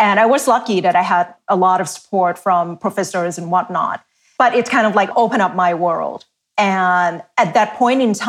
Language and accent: English; Thailand; English is a second language; moved away as an adult; now in United States; I've been here in the US for half of my life, grew up in Asia half of my life, now here half of my life